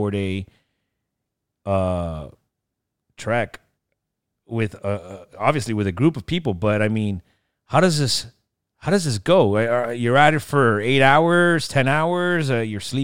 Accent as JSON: {"language": "English", "town": "Miami", "region": "Florida", "country": "United States", "said": "I'm from Miami, where it's just flat"}